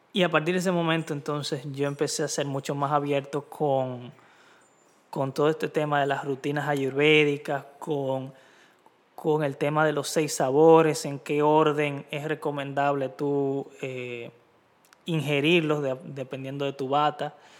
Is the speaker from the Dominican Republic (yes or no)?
yes; Dominican Republic; soy dominicano